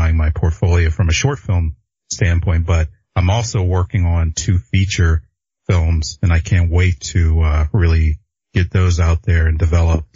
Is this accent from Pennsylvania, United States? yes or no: yes; Pittsburgh, Pennsylvania, United States; moved away as an adult; now in Los Angeles, United States